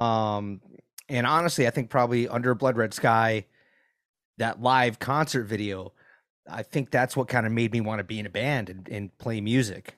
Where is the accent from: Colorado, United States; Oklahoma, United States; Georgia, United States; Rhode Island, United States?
Rhode Island, United States; Providence; now in Gainesville, United States; I grew up in Providence